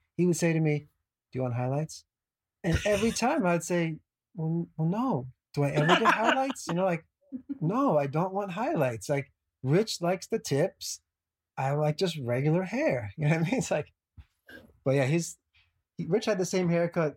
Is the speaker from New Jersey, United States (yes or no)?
yes; New Jersey, United States; being from that area, you know, I grew up in New Jersey